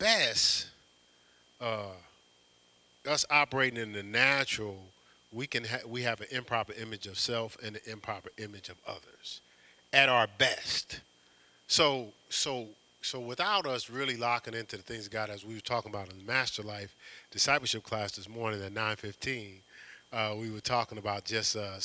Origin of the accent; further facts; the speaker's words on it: Newark, New Jersey, United States; growing up in Newark, New Jersey